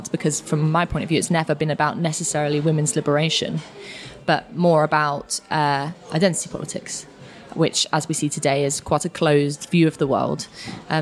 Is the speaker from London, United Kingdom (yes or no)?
yes; London, United Kingdom; where I grew up in Finsbury Park, Newington Green kind of area